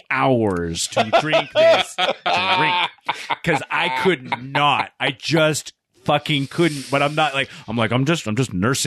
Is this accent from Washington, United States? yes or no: yes; Tacoma, Washington, United States; we're all from Tacoma.